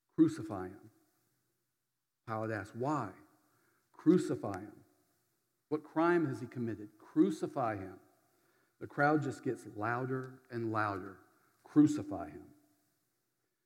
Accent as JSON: {"language": "English", "town": "Berdyansk", "region": "Zaporizhzhia Oblast", "country": "Ukraine", "tie": "born or raised there", "moved": "yes", "said": "my hometown, Berdyansk"}